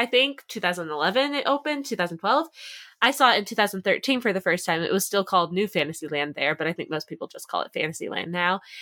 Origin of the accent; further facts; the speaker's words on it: East Coast, United States; I grew up on the East Coast